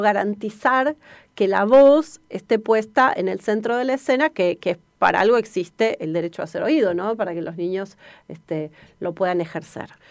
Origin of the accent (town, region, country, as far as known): Argentina